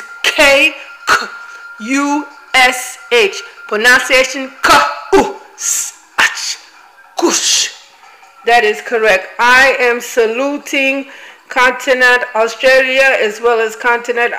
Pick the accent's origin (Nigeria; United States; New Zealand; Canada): Nigeria; Igboland; I am from Biafra. I am Igbo.